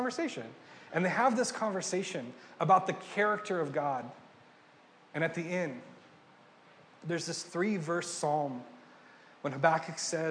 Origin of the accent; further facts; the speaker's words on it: Ventura, California, United States; moved away as an adult; also born or lived in Pennsylvania; I'm from Ventura, about 3 hours north of here